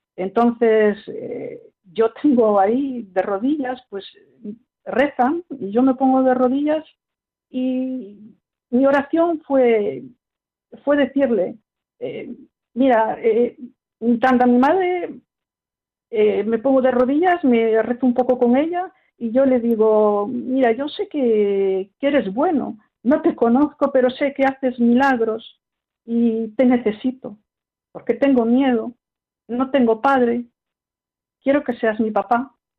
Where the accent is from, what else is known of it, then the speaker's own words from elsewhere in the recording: Paris, Île-de-France, France; also born or lived in Spain (parents' origin); Yo nací en París